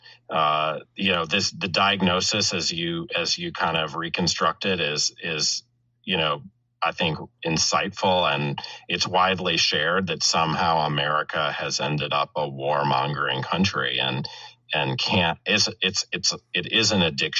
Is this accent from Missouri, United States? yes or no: yes; Missouri, United States; moved away; I'm from Missouri